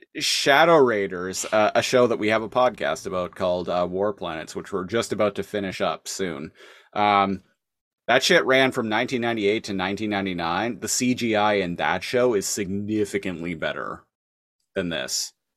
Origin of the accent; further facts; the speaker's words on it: Canada; I'm Canadian and have worked in grocery stores for, like, the past decade